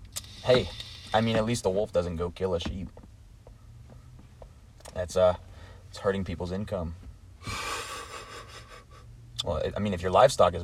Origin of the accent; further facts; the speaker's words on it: United States; I'm from America